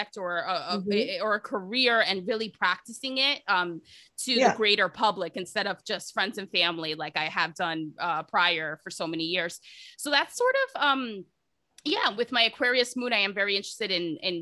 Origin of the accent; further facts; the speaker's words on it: New Jersey, United States; moved away as an adult; also born or lived in Toronto, Canada; now in Vancouver, Canada; I'm a Jersey girl, just like you. I'm originally from New Jersey